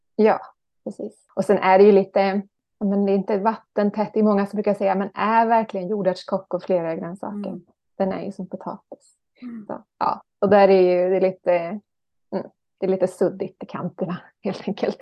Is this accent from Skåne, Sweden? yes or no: no; Ekerö, Stockholm County, Sweden; moved away as an adult; also born or lived in Stjärnsund; jag är uppvuxen, född och uppvuxen på Ekerö utanför Stockholm